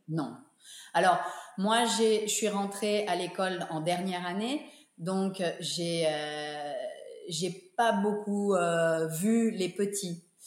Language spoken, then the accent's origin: French; Geneva, Switzerland; moved away; also born or lived in New York / Monte Carlo; je suis revenue à Genève avec mon mari. on a repris l'école de danse qui était initialement l'école de danse de mes parents